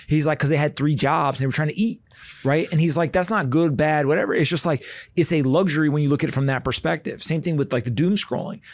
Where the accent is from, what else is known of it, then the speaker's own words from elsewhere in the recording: Raleigh, North Carolina, United States; I grew up in Raleigh, North Carolina, and so was in high school while that was going on